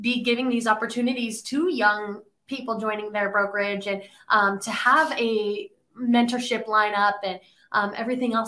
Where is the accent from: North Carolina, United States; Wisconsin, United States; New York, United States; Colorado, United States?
Colorado, United States; moved away as an adult; now in Nashville, United States; I'm actually from Colorado. So I moved to Nashville middle of 2020